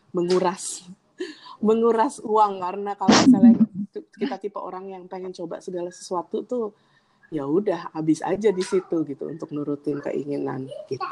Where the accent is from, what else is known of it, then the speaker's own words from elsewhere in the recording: Indonesia; now in Dubai, United Arab Emirates; kita kan dari Indonesia